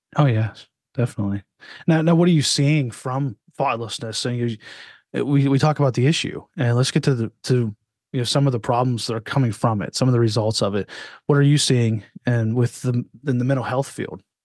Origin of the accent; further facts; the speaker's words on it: Altoona, Pennsylvania, United States; I grew up in Altoona, Pennsylvania.